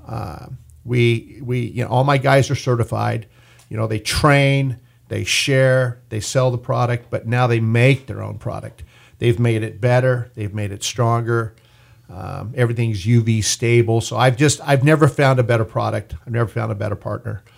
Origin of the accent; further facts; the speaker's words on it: Bakersfield, California, United States; Born and raised in Bakersfield.